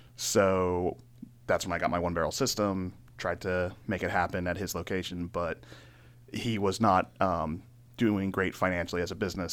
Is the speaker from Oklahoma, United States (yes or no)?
no; Laurel, Maryland, United States; also born or lived in Carroll County, Maryland; I grew up in Maryland. I was in, uh, Laurel most of my life.